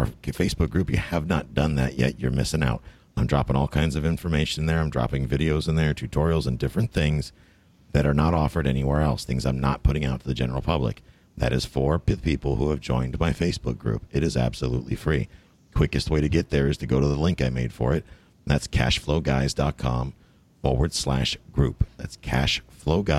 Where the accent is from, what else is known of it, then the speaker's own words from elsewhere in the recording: Buffalo, New York, United States; now in Florida, United States; I'm not from the city, though. I'm from Buffalo